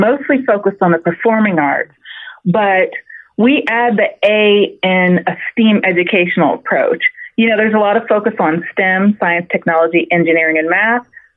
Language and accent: English; Erie, Pennsylvania, United States; now in Atlanta, United States; I'm from Erie, Pennsylvania, right up on the lake